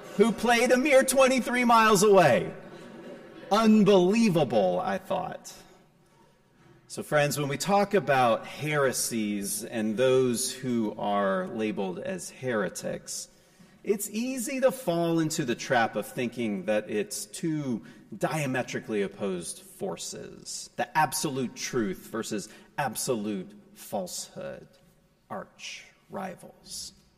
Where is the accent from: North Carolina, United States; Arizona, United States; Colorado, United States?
North Carolina, United States; Raleigh; also born or lived in New Jersey; In the summer of 1987, I moved from New Jersey to Raleigh, just in time to enter the fourth grade.